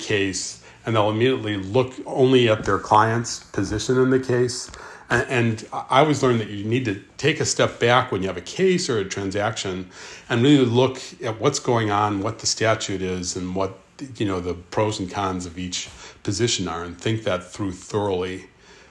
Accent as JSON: {"language": "English", "town": "Park Ridge", "region": "Illinois", "country": "United States", "tie": "born or raised there", "said": "I grew up in Park Ridge, Illinois."}